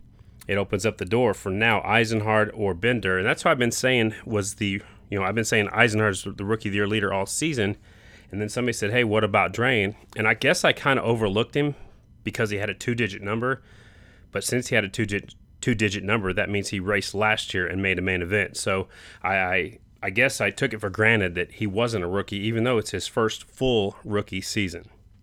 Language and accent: English; South Dakota, United States; I was born in South Dakota, just on the other side of the state